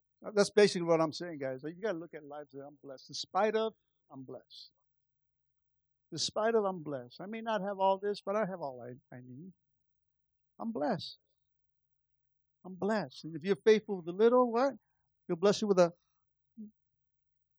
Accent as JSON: {"language": "English", "town": "Los Angeles", "region": "California", "country": "United States", "said": "Really East LA."}